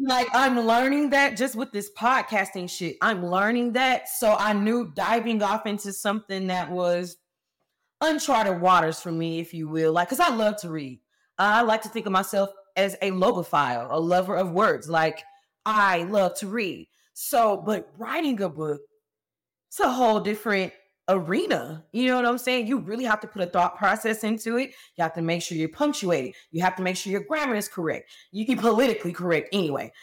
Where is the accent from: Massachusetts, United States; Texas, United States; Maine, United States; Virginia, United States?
Texas, United States; Fort Worth; I went back home. I'm from Fort Worth, Texas, right outside of Dallas